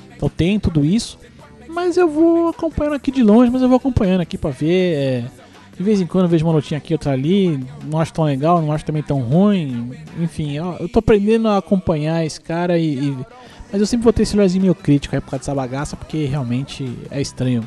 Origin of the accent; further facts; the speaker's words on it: Brazil; eu sou brasileiro